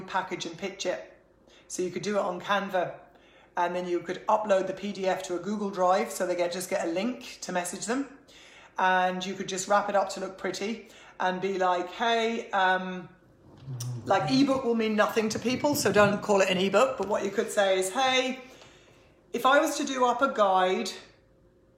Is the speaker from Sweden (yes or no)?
no; Ireland; being Irish